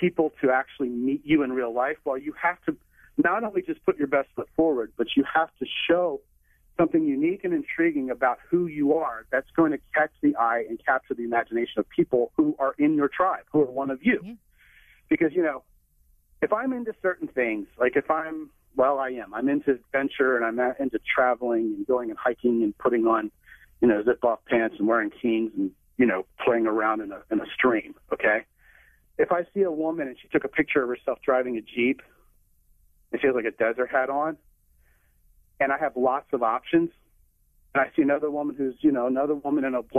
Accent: Texas, United States; I'm a Texan

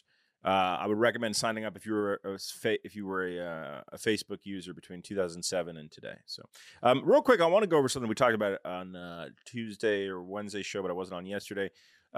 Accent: New Jersey, United States; Growing up in New Jersey

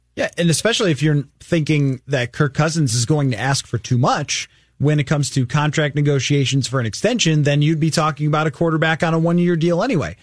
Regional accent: Buffalo, New York, United States; I'm from Buffalo

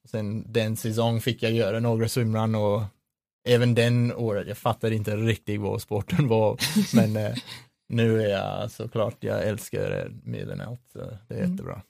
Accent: Sydney, New South Wales, Australia; Swedish is a second language; moved away as an adult; now in Sweden; med rötter i Australien, så jag växte upp uh, i Sydney

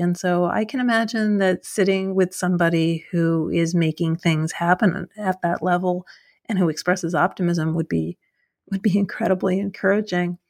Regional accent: New York, United States; moved away; I'm originally from New York, but I wasn't in New York when Bloomberg was mayor

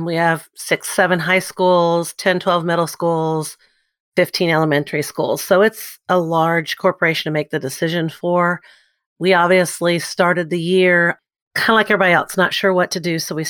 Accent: New Albany, Indiana, United States; moved away as an adult; now in Evansville, United States; I live in Evansville, Indiana. I'm actually from New Albany, Indiana. So I got here by way of University of Evansville

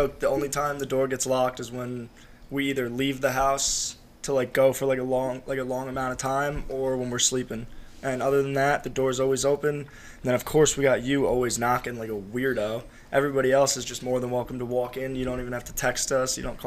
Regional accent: New Jersey, United States; I'm also on the lacrosse team, and I'm from North Jersey

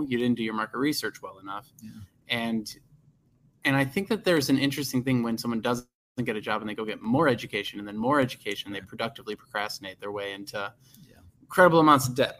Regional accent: Arlington Heights, Illinois, United States; I grew up in Arlington Heights

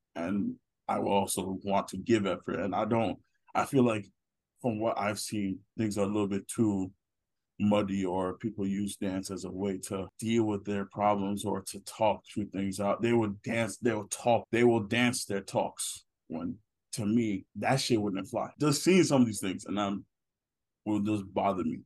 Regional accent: Nigeria; I'm Nigerian.

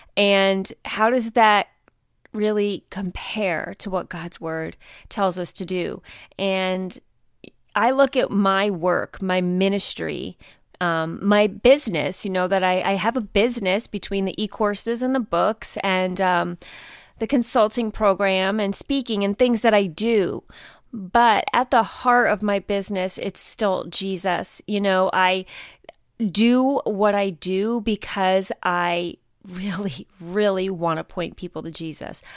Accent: United States; moved away; I grew up outside of New York City

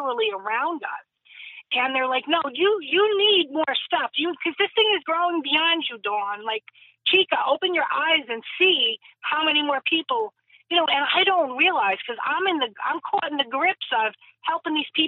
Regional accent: Jersey City, New Jersey, United States; like we were all 90% of us, I should say, were born and raised in Jersey City.

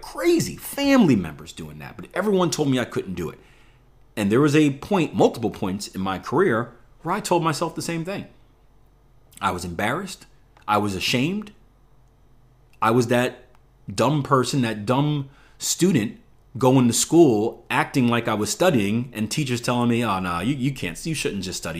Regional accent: Philadelphia, Pennsylvania, United States; I come from the Philadelphia, um, public education system, which is one of the worst in the country

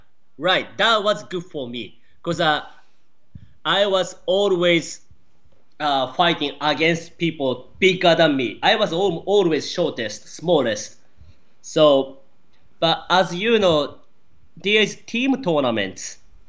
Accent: Japan; born or raised there; English is a second language; moved away as an adult; also born or lived in Florida; now in United States

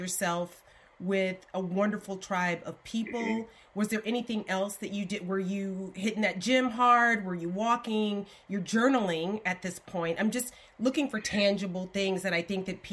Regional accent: Alabama, United States; I'm from Alabama

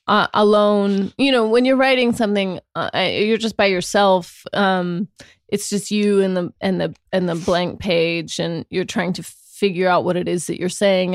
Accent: Sacramento, California, United States; accent: Sacramento

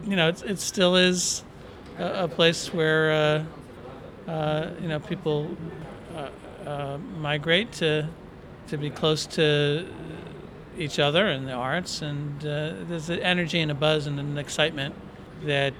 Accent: Paramus, New Jersey, United States; I grew up in Paramus, and it was, you know, what to my eyes seemed this idyllic suburban tree-lined

